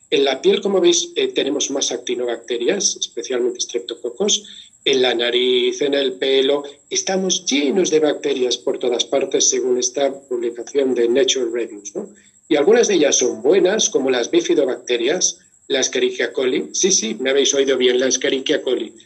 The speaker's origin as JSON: {"language": "Spanish", "region": "Valencian Community", "country": "Spain", "said": "Y como soy valenciano"}